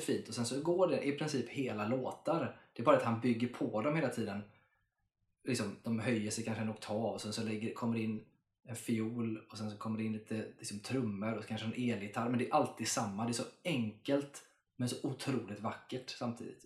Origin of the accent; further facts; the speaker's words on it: Sweden; jag är svensk.